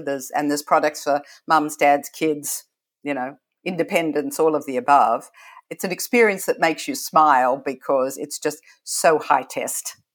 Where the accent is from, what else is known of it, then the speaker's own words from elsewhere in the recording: Australia; moved away as an adult; now in United States; when I grew up in Australia, and, you know, to be truly honest, I arrived here forty years ago, this last month